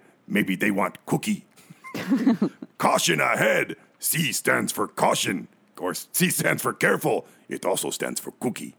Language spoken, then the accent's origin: English; Detroit, Michigan, United States; also born or lived in Texas / Oklahoma; I've been here for 12 years. Before that, I spent 9 years in Texas and Oklahoma, but I'm from Detroit.